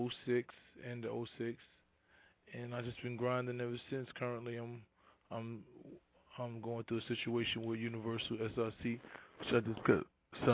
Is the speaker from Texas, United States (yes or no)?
no; New York City, New York, United States; I'm from the Bronx.